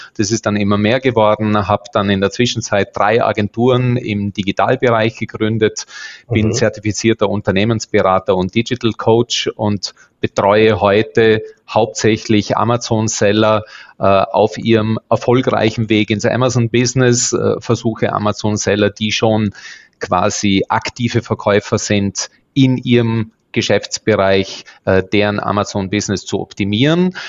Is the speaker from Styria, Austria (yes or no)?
no; Bregenzerwald, Lake Constance area, Vorarlberg, Austria; Ich bin Österreicher, komme ursprünglich aus dem Bodenseegebiet, geborener Bregenzer Wälder